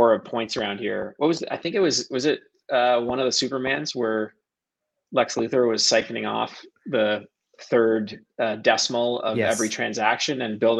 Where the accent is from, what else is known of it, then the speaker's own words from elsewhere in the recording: Toronto, Ontario, Canada; I am from Toronto, a Toronto native, born and bred here.